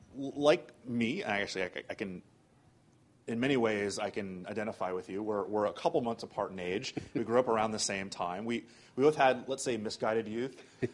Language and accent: English; Florida, United States; I'm from Florida.